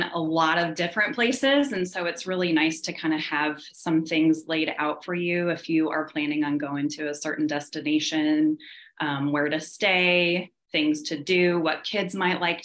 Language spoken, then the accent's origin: English; Kansas City, United States; we're from Kansas City